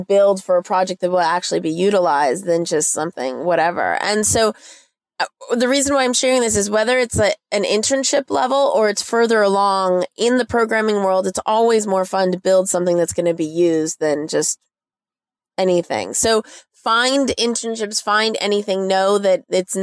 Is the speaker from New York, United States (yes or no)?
no; Chapel Hill, North Carolina, United States; I grew up in Chapel Hill and I've seen it expand